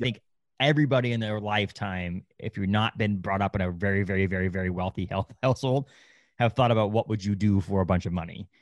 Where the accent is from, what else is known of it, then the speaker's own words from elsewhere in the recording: United States; I was born in the United States. I speak English